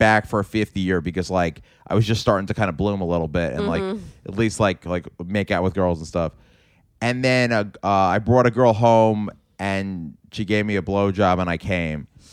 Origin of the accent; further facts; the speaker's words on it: New York City, New York, United States; I'm from a different part of Queens.